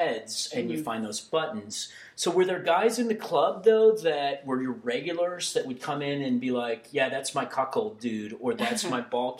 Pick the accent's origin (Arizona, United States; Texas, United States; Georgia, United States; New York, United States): Texas, United States; So I grew up in Texas where, now this is, I'm old.